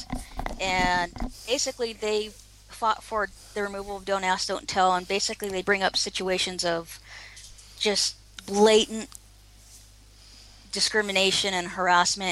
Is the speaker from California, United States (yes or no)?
yes; Oceanside, California, United States; I grew up in Southern California, and actually Oceanside.